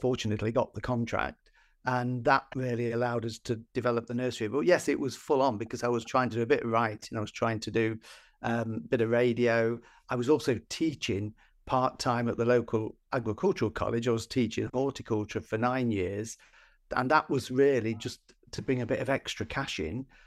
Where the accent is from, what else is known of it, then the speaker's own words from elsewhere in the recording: Nottinghamshire, East Midlands, United Kingdom; I grew up in Nottinghamshire in, in the, in the mining villages.